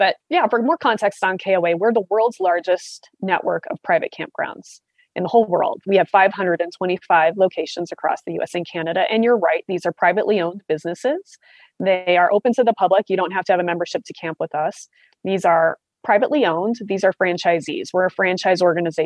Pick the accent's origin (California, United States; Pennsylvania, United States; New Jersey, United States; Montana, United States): Montana, United States; Southwest; I'm from a very small town. My hometown had 700 people, Southwest Montana